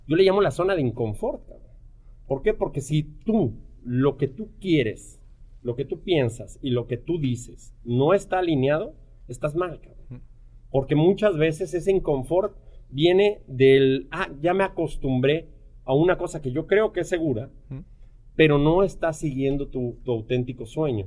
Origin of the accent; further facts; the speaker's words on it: Mexico City, Mexico; moved away as an adult; also born or lived in Vancouver; Yo, soy mexicano, nazco en, la Ciudad de México y, y, crezco en uno de los barrios probablemente más peligrosos y, y, de mayor índice de criminalidad en, en, la Ciudad de México